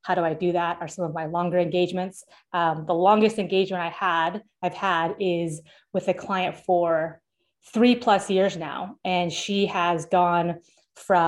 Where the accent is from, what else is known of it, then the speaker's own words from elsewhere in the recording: Seattle, Washington, United States; now in Florida, United States; I'm from Seattle and I live in Florida now